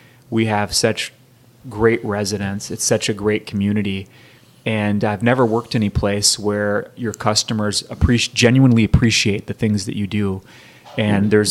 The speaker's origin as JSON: {"language": "English", "town": "Minneapolis", "region": "Minnesota", "country": "United States", "tie": "born or raised there", "moved": "as an adult", "lives_now": "Olympia, United States", "said": "I grew up in Minneapolis, Minnesota"}